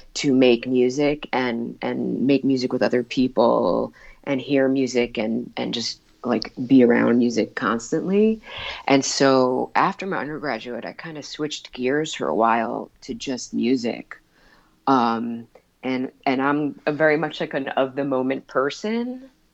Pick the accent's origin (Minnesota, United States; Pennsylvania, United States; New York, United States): New York, United States; East Meadow; I grew up on Long Island, um, uh, in East Meadow